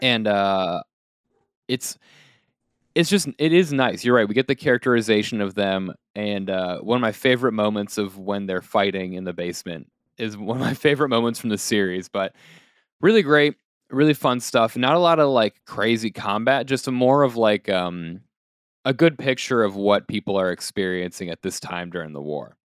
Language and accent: English; United States; we are Americans